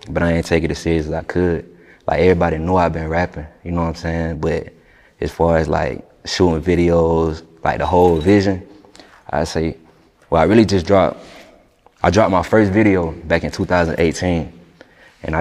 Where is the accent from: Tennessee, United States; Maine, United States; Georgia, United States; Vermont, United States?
Georgia, United States; Griffin; born or raised there; also born or lived in Atlanta, Georgia; now in Lake City, United States